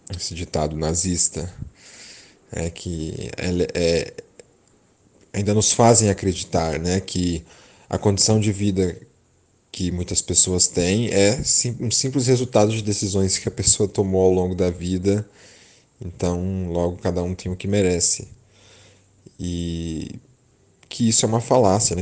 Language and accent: Portuguese; São Paulo, Brazil; nascido e criado aqui no Grajaú, um bairro